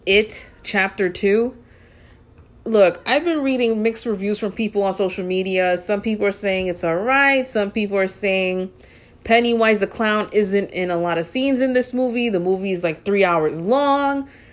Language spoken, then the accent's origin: English; New York City, New York, United States; Born and raised in the Bronx